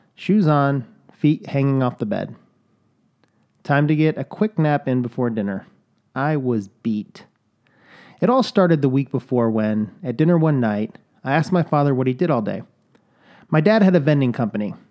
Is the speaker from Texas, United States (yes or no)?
no; Chicago, Illinois, United States; I can say soda, I was born in Chicago